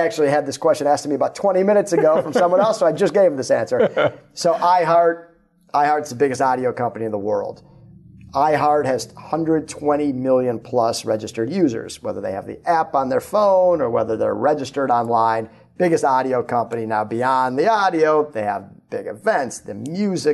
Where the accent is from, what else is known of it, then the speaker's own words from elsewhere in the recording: Minneapolis, Minnesota, United States; I grew up in Minneapolis